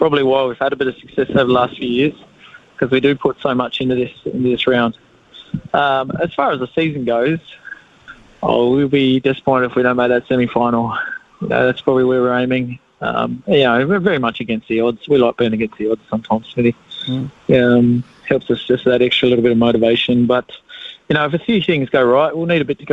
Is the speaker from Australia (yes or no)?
yes; Australia; now in New Zealand; I'm an Australian. Don't tell anyone, Smitty, but I'm Australian